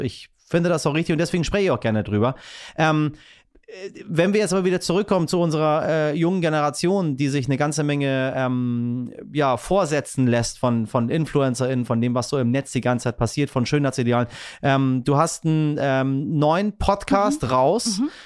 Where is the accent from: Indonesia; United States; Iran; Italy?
Iran; now in Hamburg, Germany; ich bin als Iraner